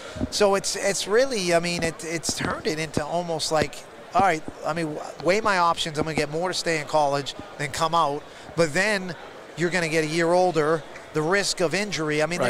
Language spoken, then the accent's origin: English; Boston, Massachusetts, United States; I'm from Boston.